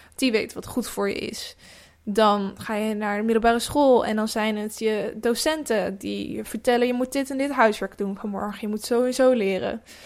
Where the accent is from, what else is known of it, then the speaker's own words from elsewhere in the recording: Netherlands; moved away; kleinere dorpen, ook waar ik vandaan kom